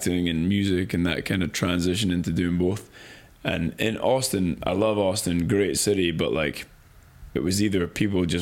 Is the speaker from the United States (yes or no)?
no; Edinburgh, Scotland, United Kingdom; moved away as an adult; also born or lived in London; I was from Edinburgh